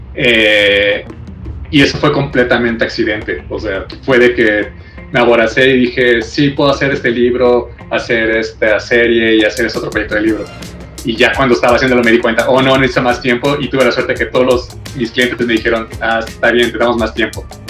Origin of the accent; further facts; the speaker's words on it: Mexico; como mexicanos